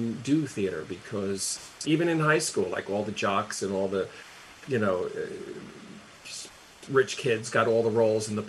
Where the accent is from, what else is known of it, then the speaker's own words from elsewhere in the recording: Carteret, New Jersey, United States; moved away; also born or lived in Elizabeth, New Jersey; Carteret, New Jersey. I'm from Elizabeth originally, lived there for a few years, and then, you know, from like second grade till I left, I was in Carteret